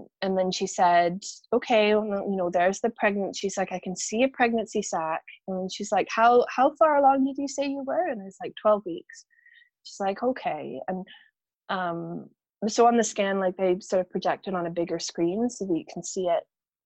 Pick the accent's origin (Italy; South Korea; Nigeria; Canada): Canada; now in Scotland; I'm originally from Canada